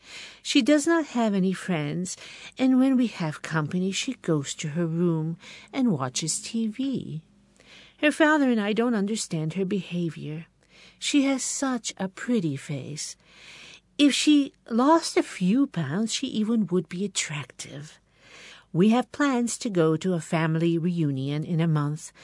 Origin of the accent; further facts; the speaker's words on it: Binghamton, New York, United States; my hometown, Parlor City